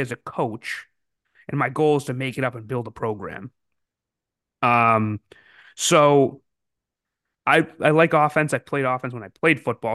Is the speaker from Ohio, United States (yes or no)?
no; Massachusetts, United States; I grew up in Massachusetts